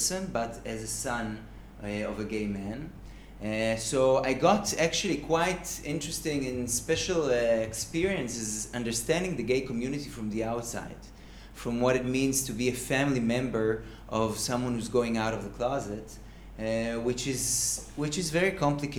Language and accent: English; Kfar Saba, Central District, Israel; also born or lived in Haifa; now in Tel Aviv, Israel; And I was raised in Kfar Saba